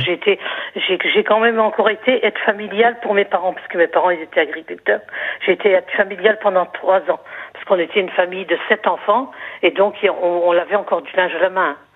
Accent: Lorraine, Grand Est, France; moved away; also born or lived in Limoges; je suis originaire de la Lorraine.

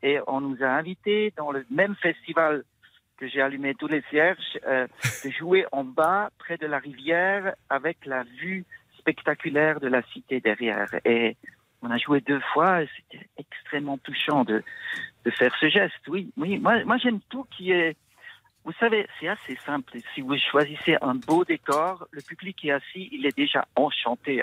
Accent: Switzerland; je viens de la Suisse

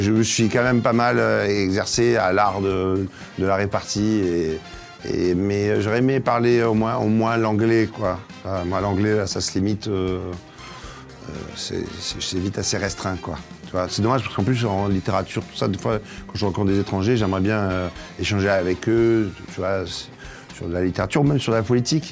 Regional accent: Marseille, Provence-Alpes-Côte d'Azur, France; je viens de Marseille. Et je suis un Marseillais

